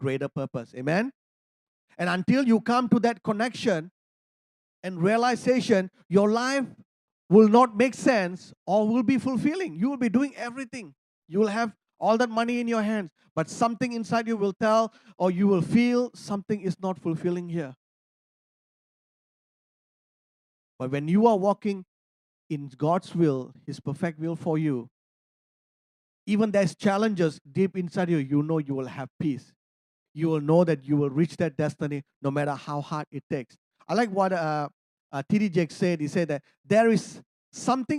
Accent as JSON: {"language": "English", "country": "Malaysia", "said": "I'm a Malaysian. I'm an Indian"}